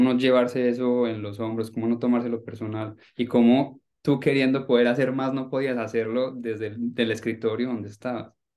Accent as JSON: {"language": "Spanish", "country": "Colombia", "said": "Nosotros como colombianos, me incluyo ahí, crecí viéndote en televisión"}